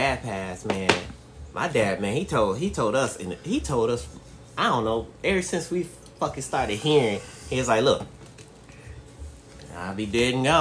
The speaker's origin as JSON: {"language": "English", "town": "Detroit", "region": "Michigan", "country": "United States", "tie": "born or raised there", "said": "I grew up in Detroit, so in Detroit, you know, in the heart"}